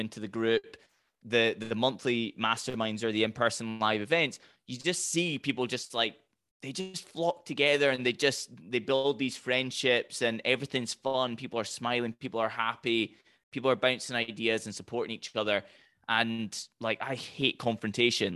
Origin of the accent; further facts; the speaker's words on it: Highlands of Scotland, United Kingdom; I'm from the Highlands of Scotland